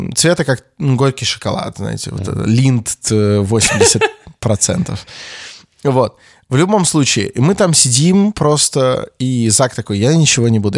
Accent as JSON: {"language": "Russian", "country": "Russia", "said": "мы из России"}